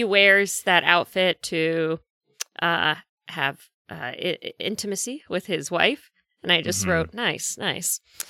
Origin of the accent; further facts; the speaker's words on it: Manhattan, New York, United States; I grew up in Manhattan.